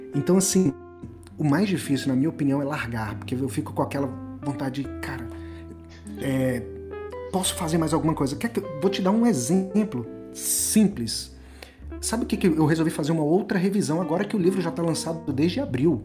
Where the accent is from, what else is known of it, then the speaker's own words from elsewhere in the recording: interior of Goiás, Brazil; educação do, do, do assim, interior, é, escola pública no interior do Goiás